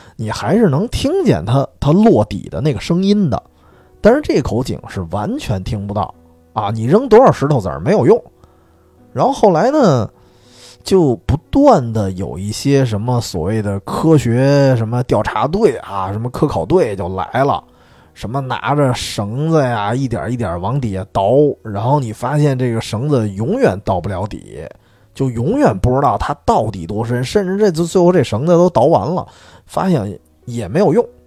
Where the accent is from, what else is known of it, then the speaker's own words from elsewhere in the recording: northern China, China; 我作为一个，就作为一个北方人